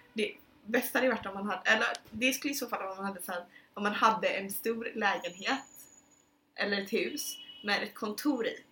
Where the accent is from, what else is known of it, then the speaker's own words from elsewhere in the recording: Sweden; moved away; jag var hemma i Sverige i somras